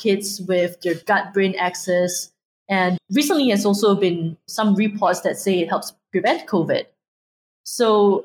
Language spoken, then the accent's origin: English; Singapore; I'm Singaporean born and raised